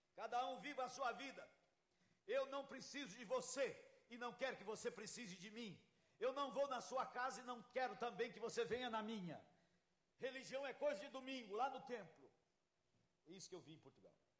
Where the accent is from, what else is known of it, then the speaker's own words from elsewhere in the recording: Brazil; eu sou tupiniquim